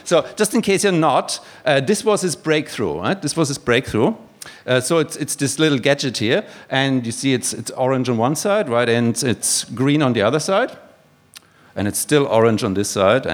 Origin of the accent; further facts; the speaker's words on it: Germany; now in Australia; you can probably tell from my accent that I'm not originally from here. I'm actually from Koch country